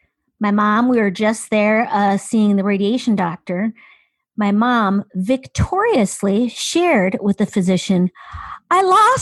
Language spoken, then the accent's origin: English; Midwest, United States; I am from the Midwest